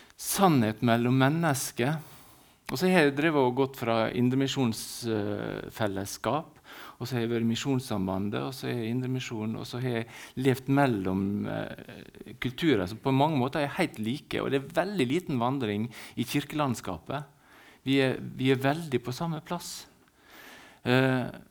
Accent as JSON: {"language": "Norwegian", "town": "Ålesund", "region": "Møre og Romsdal", "country": "Norway", "tie": "born or raised there", "also_born_or_lived": "Valderøya", "said": "Jeg er født i byen. Vi bruker å si at vi er født på Valderøya når vi er født i byen."}